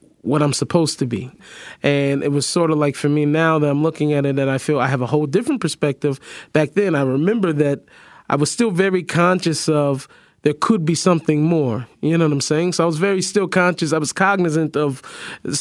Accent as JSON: {"language": "English", "town": "Seattle", "region": "Washington", "country": "United States", "tie": "born or raised there"}